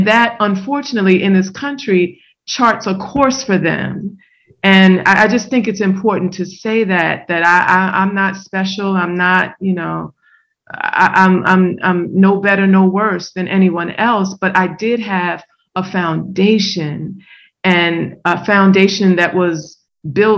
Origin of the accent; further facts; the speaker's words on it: Baltimore, Maryland, United States; growing up in Baltimore